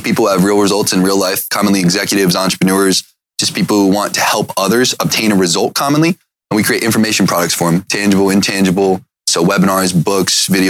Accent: Cuyahoga Falls, Ohio, United States; moved away; I grew up in Ohio, in Cuyahoga Falls

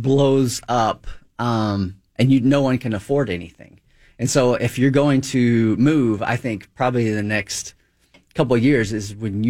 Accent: Georgia, United States; moved away as an adult; now in Minnesota, United States; I moved up here about 20 years ago. I'm originally from Georgia. I don't know if you caught the accent or not

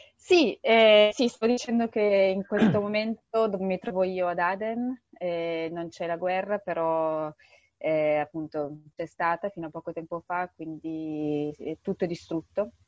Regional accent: Bergamo, Lombardy, Italy; moved away as an adult; now in Yemen; vengo da Bergamo

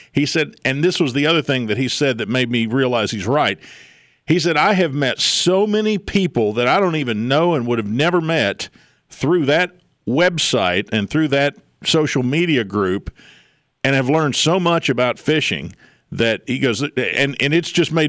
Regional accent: Wetzel County, West Virginia, United States; I'm from Wetzel County.

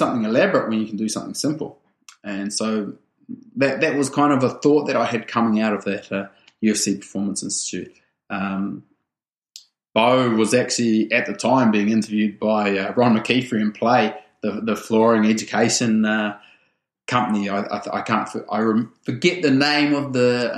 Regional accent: New Zealand; I grew up in a small town in rural New Zealand, like population 600

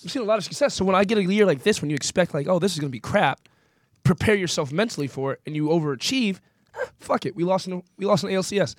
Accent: New Jersey, United States; also born or lived in Boston, United States; now in Los Angeles, United States; I grew up in South Jersey before I got to the Northeast

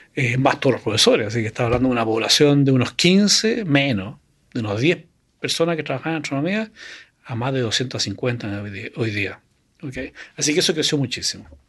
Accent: Chile; moved away as an adult; also born or lived in Canada; el año 82 me fui fuera de Chile a estudiar a Canadá

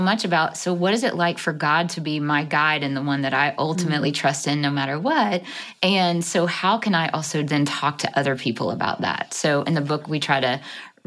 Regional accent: Jackson, Mississippi, United States; I was born and raised in the South in Jackson, Mississippi

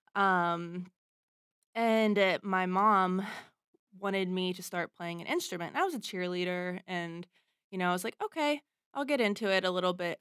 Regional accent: Pittsburgh, Pennsylvania, United States; I grew up in Pittsburgh

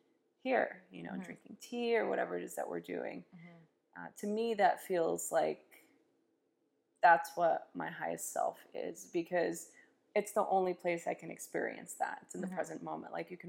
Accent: Los Angeles, California, United States; I grew up in East Los Angeles during a very chaotic time

